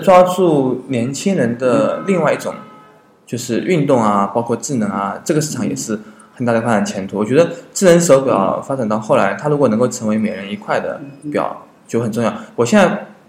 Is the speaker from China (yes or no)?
yes; China; 我们中国人